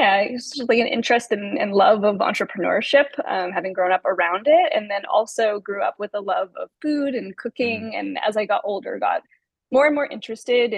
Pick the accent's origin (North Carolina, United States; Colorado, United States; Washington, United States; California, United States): California, United States; Carmel; I grew up for the most part in California, from a small town called Carmel, about 2.5 hours south of San Francisco